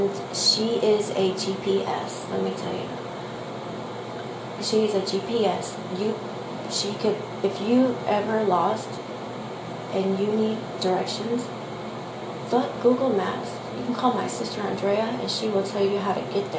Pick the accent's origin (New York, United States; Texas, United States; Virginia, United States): Texas, United States; I am from Texas